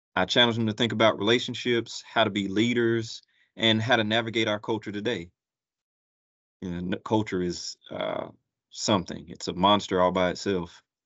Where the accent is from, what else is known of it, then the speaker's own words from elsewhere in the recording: Gastonia, North Carolina, United States; moved away as an adult; also born or lived in Atlanta, Georgia; now in Columbus, United States; I'm originally from Gastonia, North Carolina